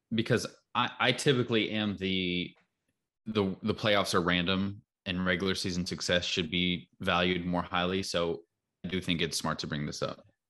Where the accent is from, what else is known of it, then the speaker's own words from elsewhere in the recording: North Carolina, United States; growing up in North Carolina